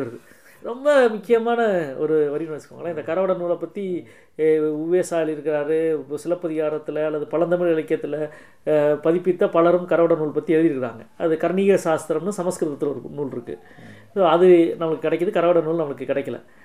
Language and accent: Tamil; Madurai, Tamil Nadu, India; நான் வந்து பிறந்து வளர்ந்ததெல்லாம் வந்து மதுரைக்கு